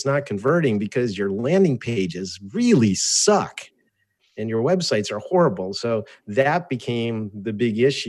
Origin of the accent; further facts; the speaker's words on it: Cherry Hill, New Jersey, United States; first language Russian; English is a second language; moved away as an adult; also born or lived in Albany, New York; now in San Diego, United States; I went to high school in Cherry Hill, New Jersey, outside of Philadelphia.